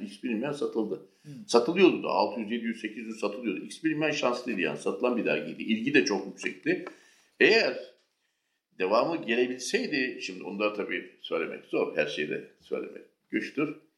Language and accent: Turkish; Istanbul, Turkey; Ben 1978 İstanbul doğumluyum.